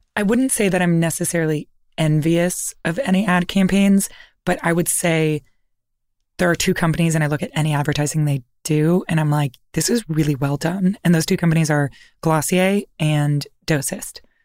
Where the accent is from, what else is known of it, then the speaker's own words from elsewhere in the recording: Toronto, Ontario, Canada; I'm from Toronto